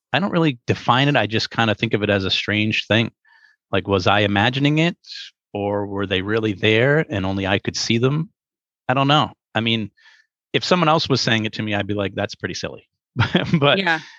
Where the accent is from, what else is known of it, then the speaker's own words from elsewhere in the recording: Pawtucket, Rhode Island, United States; I ended up growing up in Pawtucket, Rhode Island.